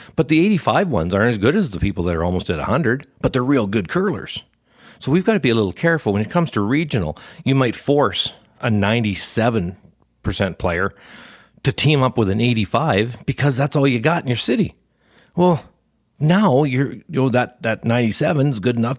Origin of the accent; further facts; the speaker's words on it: Canada; we're Canadian